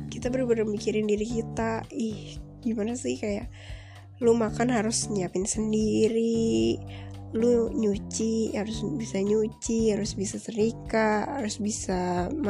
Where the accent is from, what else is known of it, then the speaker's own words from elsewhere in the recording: Tangerang, Banten, Indonesia; now in Bandung, Indonesia; gue orang Tangerang ya gue kuliah di Bandung